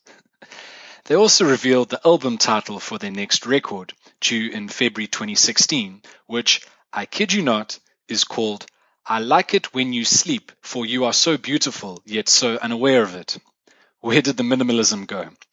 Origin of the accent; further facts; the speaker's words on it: South Africa; accent: South African; first language English; moved away; In case you couldn't tell from my accent already, I am South African, not British or Australian or Irish